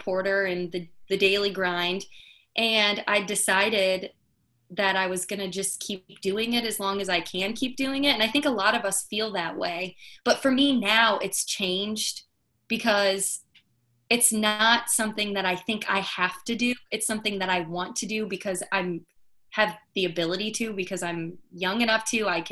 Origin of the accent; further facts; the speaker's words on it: northern Indiana, United States; Miss Indiana was in my hometown for years. It used to be in the northern part of the state